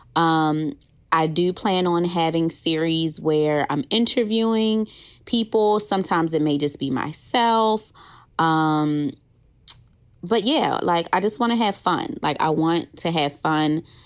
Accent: Baltimore, Maryland, United States; moved away as an adult; also born or lived in Clinton, Maryland / Washington, D.C.; now in Georgia, United States; I'm originally from Baltimore, Maryland. I was born in Clinton, Maryland, grew up in D C for a little while, and then my parents decided, enough is enough. I'm moving you to Baltimore

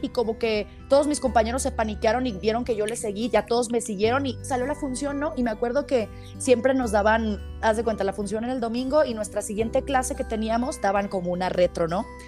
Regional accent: Guadalajara, Jalisco, Mexico; Nací en Guadalajara, Jalisco, en el hospital, no me acuerdo cuál fue, pero aquí, en, Guadalajara, en Guadalajara

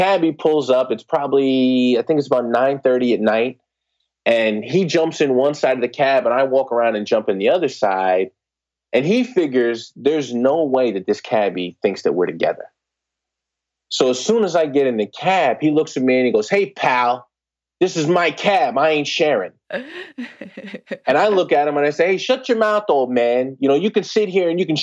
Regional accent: Newark, New Jersey, United States; I grew up in the New Jersey area. Grew up in Newark

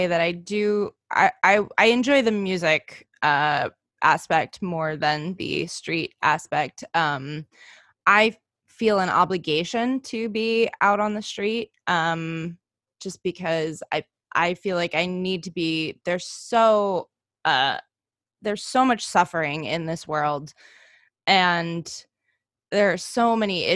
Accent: United States; I am Estonian American. My father is from Estonia. I'm from here

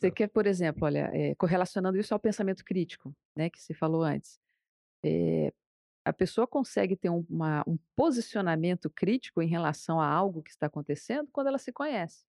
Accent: Brazil; A gente, né, brasileiro

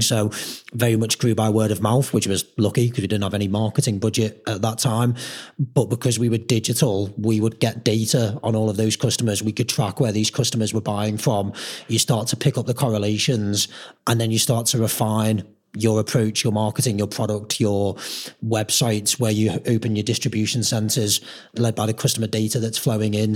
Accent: Merseyside, North West England, United Kingdom; we're from Merseyside

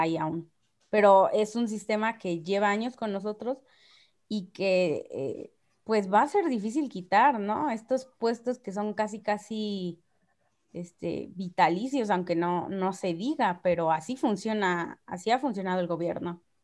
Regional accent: Mexico

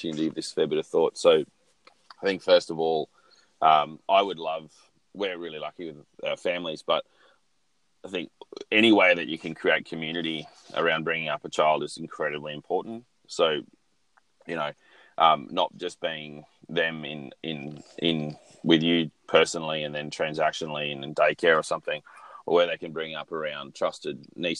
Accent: Australia; I'm a white male, growing up in Australia

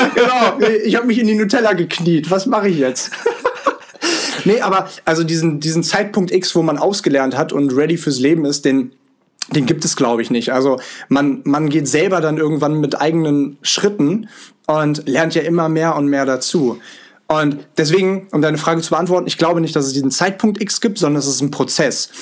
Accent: Hanover, Lower Saxony, Germany; moved away as an adult; also born or lived in Vancouver, Canada; 9855 äh, Kilometer von Hannover, meiner Heimat, entfernt

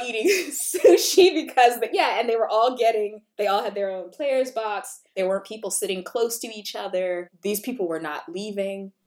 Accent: South Carolina, United States; I'm from South Carolina

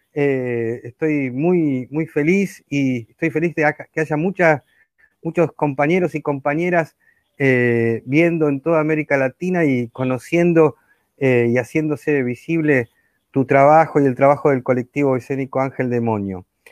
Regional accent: Argentina; como decimos acá en Argentina

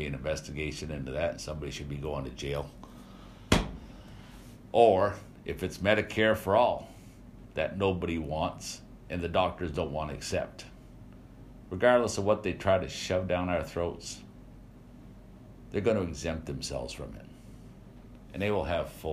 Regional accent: United States

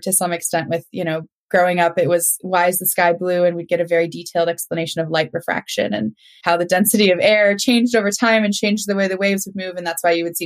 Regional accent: Minnesota, United States; now in North Carolina, United States; you can't tell by the accent. I'm a Minnesotan. So I don't say y'all

